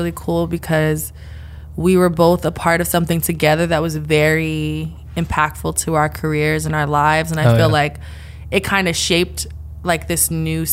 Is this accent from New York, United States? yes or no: yes; New York City, New York, United States; born and raised in the Bronx, and I still live in the Bronx now